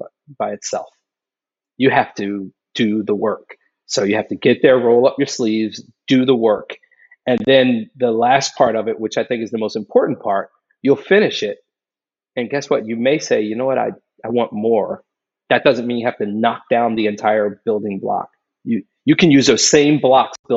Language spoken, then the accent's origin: English; Philadelphia, Pennsylvania, United States; moved away; a kid growing up in a pretty rough neighborhood in Philadelphia